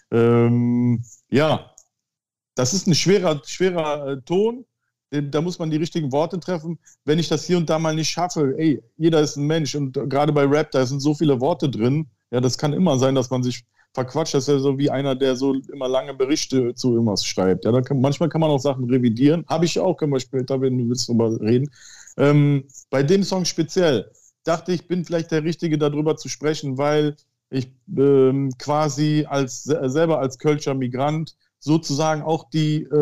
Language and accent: German; Turkey; Aber als Türke ging das immer so, ja.